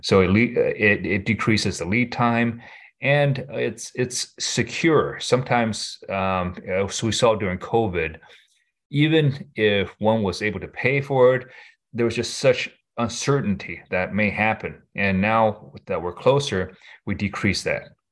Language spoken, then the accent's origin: English; Michigan, United States; I grew up in Michigan, went to U of M